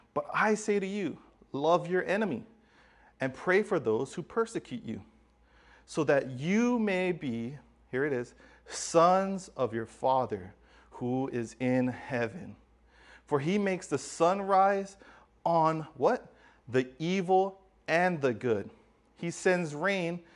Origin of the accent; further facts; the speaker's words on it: Hawaii, United States; growing up in Hawaii